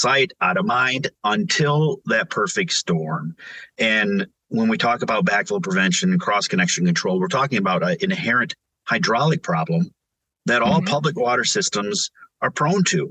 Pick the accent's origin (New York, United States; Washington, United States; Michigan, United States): Michigan, United States; Montrose; also born or lived in Flint, Michigan; growing up on Lake Road in Montrose, Michigan, outside of Flint